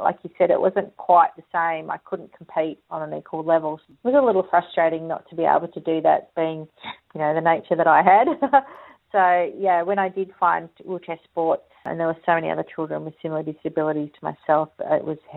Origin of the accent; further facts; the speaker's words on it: Perth, Western Australia, Australia; moved away as an adult; now in Sydney, Australia; grew up in WA and started my career there